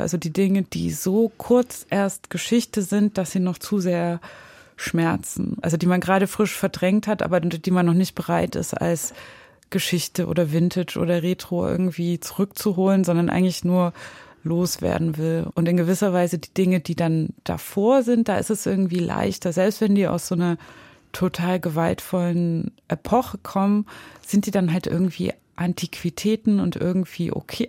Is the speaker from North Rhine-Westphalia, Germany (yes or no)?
no; Zwickau, Saxony, Germany; moved away; da, wo ich aufgewachsen bin, in Zwickau und in der Nähe von Zwickau